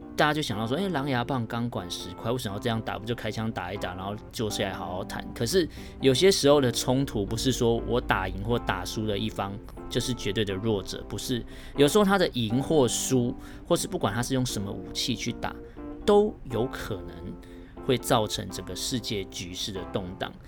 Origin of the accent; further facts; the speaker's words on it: Taiwan; 明明我是台湾人